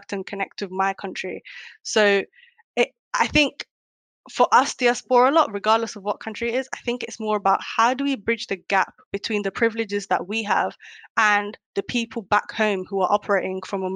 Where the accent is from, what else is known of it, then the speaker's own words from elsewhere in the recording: United Kingdom; also born or lived in Kenya / Netherlands; based on the upbringing in the UK as a British Somali